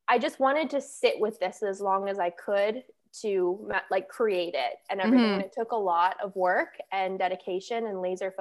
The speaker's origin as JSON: {"language": "English", "town": "Calgary", "region": "Alberta", "country": "Canada", "moved": "as an adult", "lives_now": "Fort Lauderdale, United States", "said": "I am from Calgary, Alberta, and now I currently live in Fort Lauderdale, Florida."}